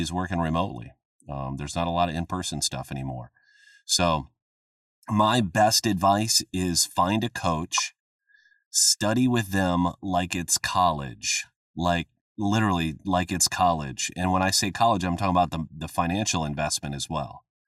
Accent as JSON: {"language": "English", "region": "Midwest", "country": "United States", "tie": "born or raised there", "said": "I grew up in the Midwest"}